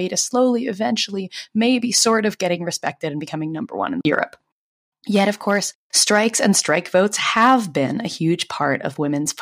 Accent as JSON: {"language": "English", "town": "Boston", "region": "Massachusetts", "country": "United States", "said": "I'm from Boston"}